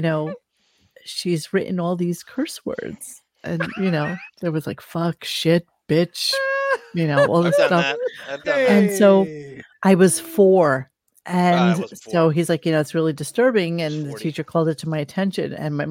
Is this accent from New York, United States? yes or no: yes; New York City, New York, United States; I was born in the French hospital in New York City on 28th Street and 10th Avenue